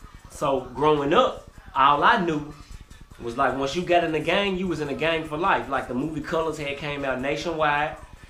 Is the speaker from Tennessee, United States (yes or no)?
yes; Memphis, Tennessee, United States; well, you know, you asked me what it's like growing up. I think about being a child, and you know, the starting environment, just from when I was a kid going to school